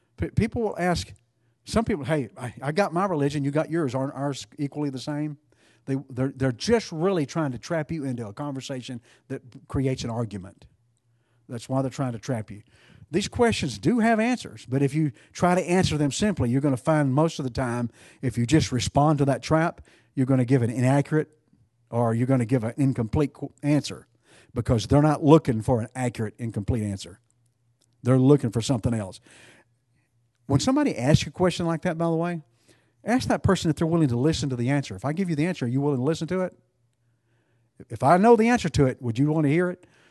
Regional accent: Texas, United States; being a Texan

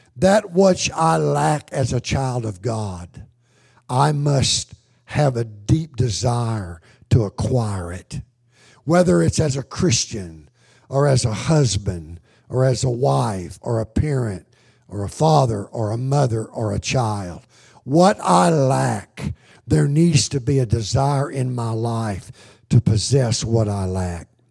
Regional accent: United States; I grew up in America

